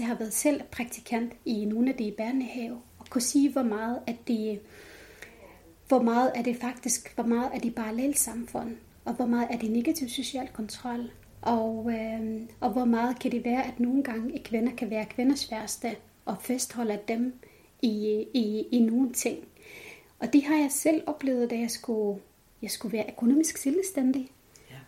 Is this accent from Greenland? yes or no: no; Jordan; Danish is a second language; moved away as an adult; now in Denmark; Så jeg er født opvokset op i Jordan.